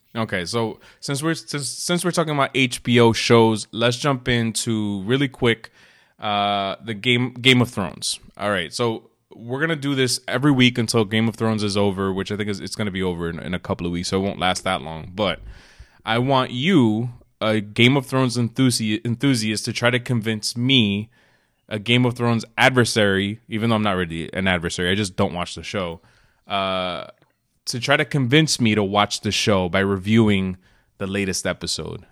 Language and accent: English; New York City, New York, United States; moved away; also born or lived in New Jersey; we were both born in New York City. Yes, For the most part, you grew up in New Jersey. I grew up in New York.